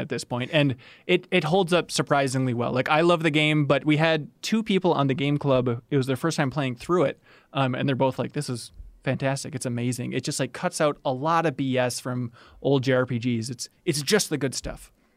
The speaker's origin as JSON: {"language": "English", "region": "Minnesota", "country": "United States", "said": "I'm in Minnesota. I'm from Minnesota"}